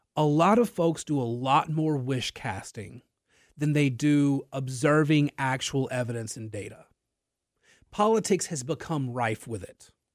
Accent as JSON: {"language": "English", "town": "Natchitoches", "region": "Louisiana", "country": "United States", "tie": "born or raised there", "lives_now": "Lafayette, United States", "said": "I am from Natchitoches, Louisiana"}